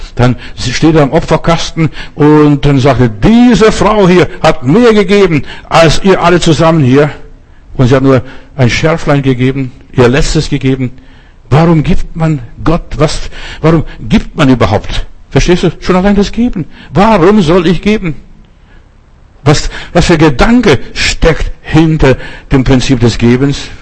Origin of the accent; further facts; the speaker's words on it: Germany; Wir als Deutsche haben unsere Geschichte gehabt mit dem Holocaust